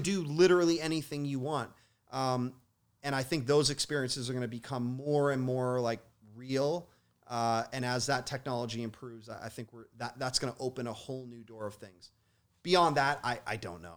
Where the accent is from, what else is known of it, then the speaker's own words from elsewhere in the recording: Toronto, Ontario, Canada; I grew up in Toronto